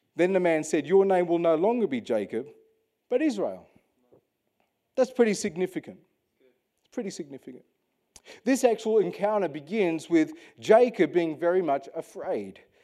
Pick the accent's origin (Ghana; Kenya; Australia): Australia; Western Australia; as an Australian, born and bred in Western Australia